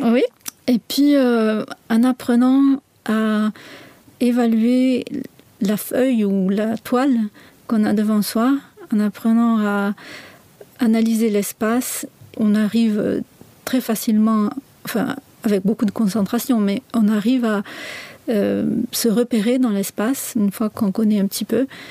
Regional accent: south of France, France; moved away as an adult; now in Switzerland; Je viens du sud de la France et je réside ici en Suisse

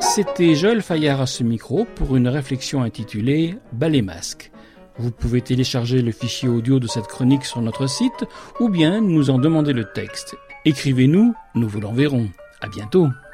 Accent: France; ici, chez nous, en France

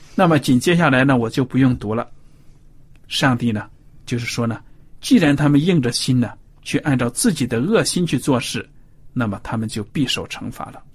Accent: China; 我们中国人

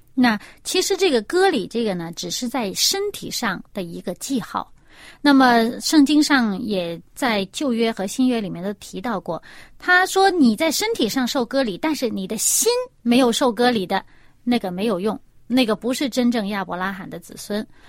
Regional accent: China; 因为我们中国人的名字每一个字都是有意思的

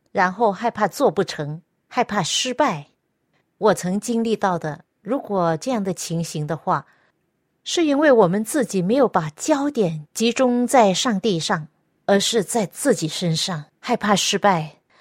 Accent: Hong Kong; now in Seattle area, United States; 罗医生跟我一样也是香港人，所以我们都讲广东话

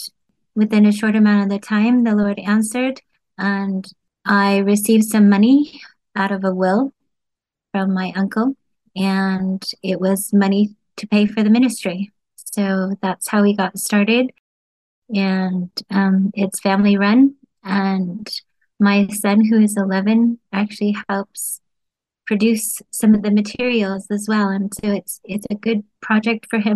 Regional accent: United States; moved away as an adult; now in United Kingdom; I'm originally from the United States

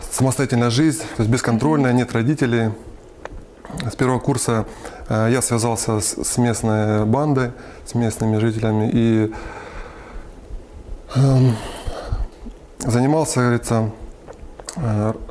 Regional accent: Lysychansk, Luhansk Oblast, Ukraine; now in Khimki, Russia; А, я родом из Украины, а, Луганская область, город Лисичанск.

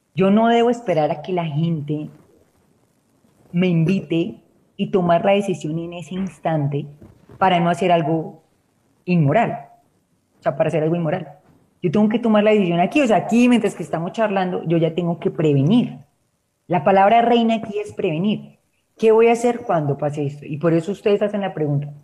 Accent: Colombia; aquí en Colombia decimos

